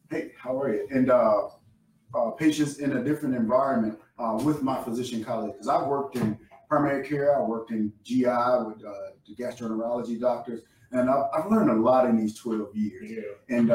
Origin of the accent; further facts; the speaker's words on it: the South, United States; I'm from the South, so I know good Southern food.